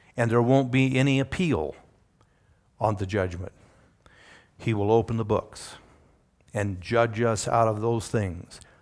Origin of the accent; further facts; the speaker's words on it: Wyoming, United States; I'm a Wyomingite